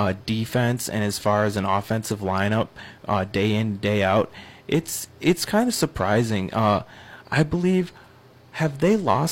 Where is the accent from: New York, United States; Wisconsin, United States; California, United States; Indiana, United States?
Wisconsin, United States; River Falls; moved away; growing up in River Falls, Wisconsin